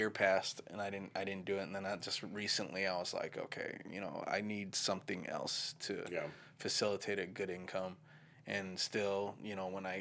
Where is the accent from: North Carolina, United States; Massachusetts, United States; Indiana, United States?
Indiana, United States; near Gary, Northwest; moved away as an adult; now in Los Angeles, United States; I grew up right outside of Chicago in a suburb in Indiana